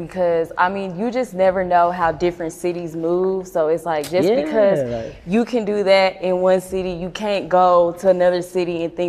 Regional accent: Dallas, Texas, United States; So I'm from Dallas, right?

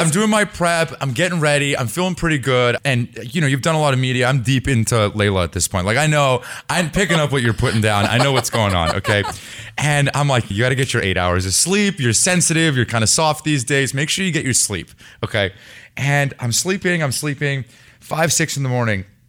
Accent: Bay Area, California, United States; I grew up in the Bay Area. I've lived in the city for the last ten years

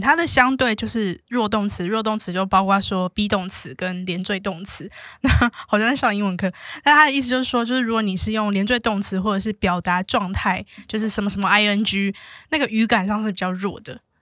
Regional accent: Taiwan; 因为我是就是在台湾受教育长大的嘛

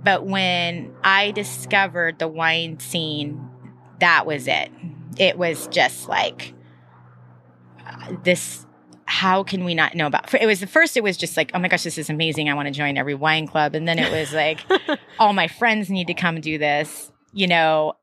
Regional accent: Troutdale, Oregon, United States; also born or lived in Portland, Oregon; I was from Northeast Portland, but what really grew up out in Troutdale.

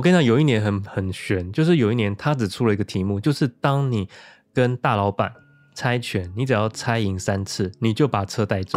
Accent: Sanchong, New Taipei, Taiwan; 像我是三重，我是哦。新北的 居民

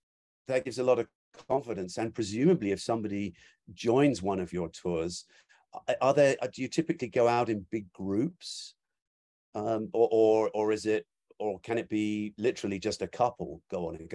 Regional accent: England, United Kingdom; I grew up in England.

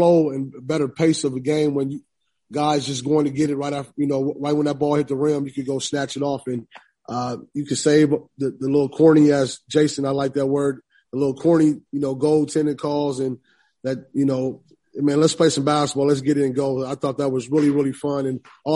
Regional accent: Illinois, United States; I'm being from Illinois and recruiting in Chicago

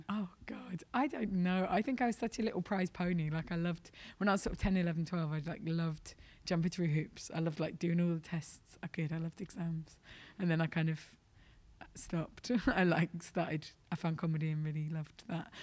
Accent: London, United Kingdom; I'm from London

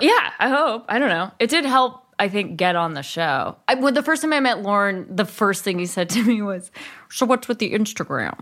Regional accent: Berkeley, California, United States; also born or lived in East Bay; I grew up in Berkeley and then my parents moved

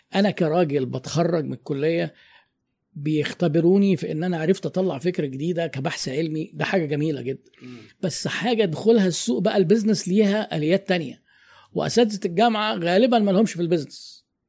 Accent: Egypt; احنا عندنا في مصر

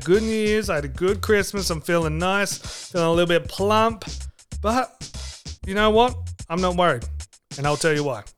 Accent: Australia; I'm an Aussie.

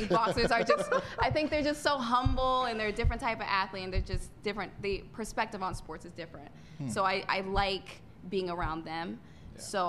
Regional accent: Connecticut, United States; also born or lived in Jacksonville, Florida; I was born and raised in Connecticut.

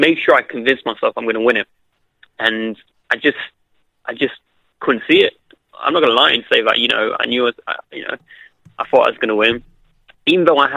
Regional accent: Derby, East Midlands, United Kingdom; my hometown of Derby

